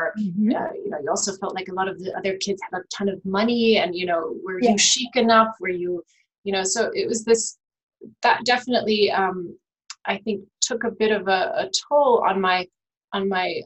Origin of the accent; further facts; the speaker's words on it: Virginia, United States; I grew up in Virginia, but I have German parents.